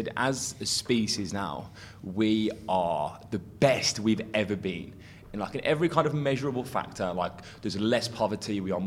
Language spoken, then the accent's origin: English; England, United Kingdom; as English people